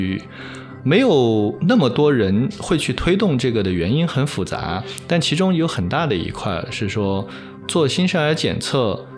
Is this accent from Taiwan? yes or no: no; China; 这个不只是说我们中国人的圈子